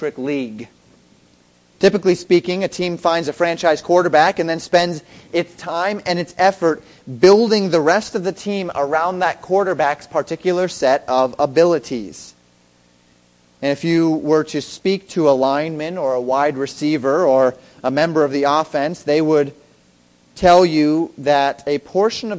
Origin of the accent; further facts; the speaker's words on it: Colorado, United States; I'm from Colorado